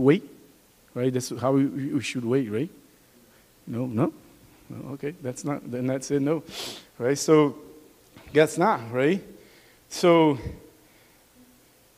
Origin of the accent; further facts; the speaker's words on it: Brazil; accent: Brazilian; English is a second language; moved away; With my Brazilian accent